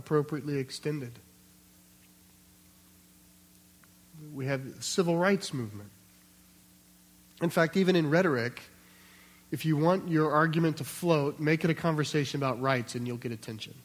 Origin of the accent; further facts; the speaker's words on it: United States; we're American